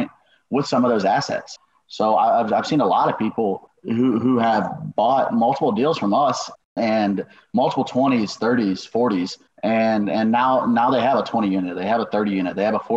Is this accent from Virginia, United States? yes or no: no; Nashville, Tennessee, United States; also born or lived in Illinois; I'm from Nashville originally